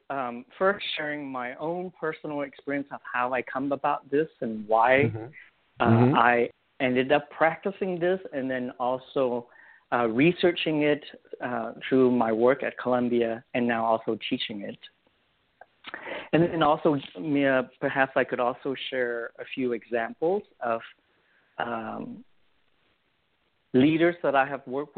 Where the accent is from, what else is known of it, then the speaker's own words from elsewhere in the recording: Vietnam; now in United States; growing up in Vietnam and born and raised in the middle of a war and escape on a boat